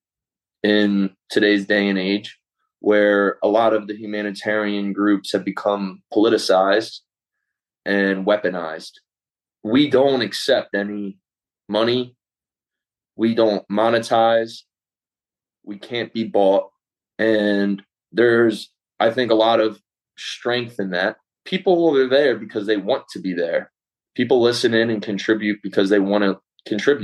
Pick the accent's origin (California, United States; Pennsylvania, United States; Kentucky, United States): Pennsylvania, United States; Philadelphia; I'm from Philadelphia, Pennsylvania